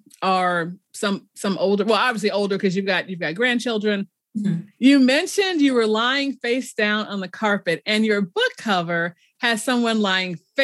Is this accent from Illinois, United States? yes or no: yes; Chicago, Illinois, United States; I grew up in Chicago